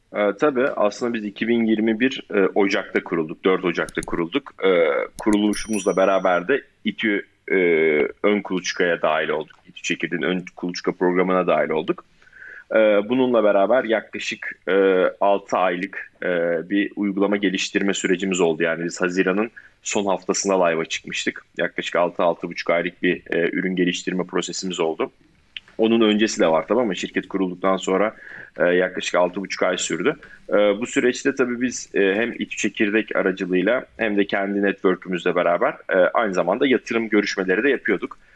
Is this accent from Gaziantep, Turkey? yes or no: no; Ankara, Turkey; moved away as an adult; also born or lived in Istanbul / Chicago; 93 Ankara doğumluyum. E, Ankara Koleji'nde okudum orta ve lise öğrenimimi